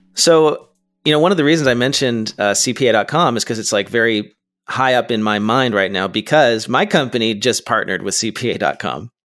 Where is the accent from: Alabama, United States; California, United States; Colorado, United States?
California, United States; as a Californian